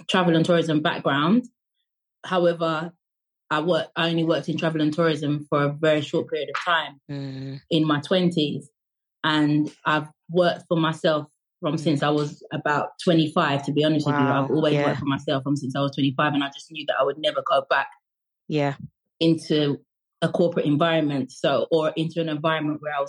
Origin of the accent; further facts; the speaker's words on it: Jamaica; now in United Kingdom; even though I'm from Jamaica, my parents are from Jamaica. I went to school in Jamaica